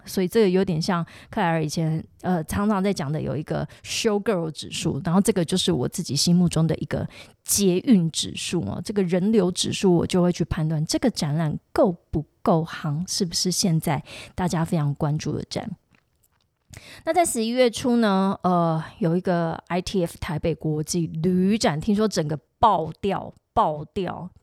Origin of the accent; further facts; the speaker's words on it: Tainan, Taiwan; now in Taipei, Taiwan; 身为一个台南人